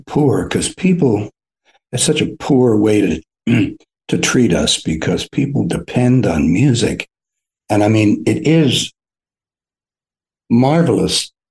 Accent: New York, United States; I grew up in New York, so not a lot of country music on the radio

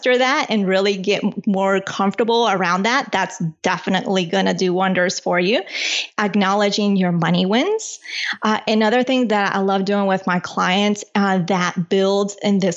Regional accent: Colombia; now in United States; I was born in Colombia.

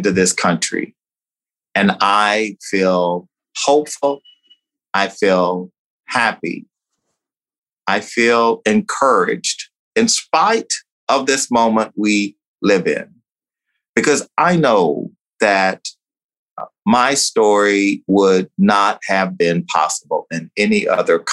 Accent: United States; also born or lived in Texas; growing up in Louisiana and Texas

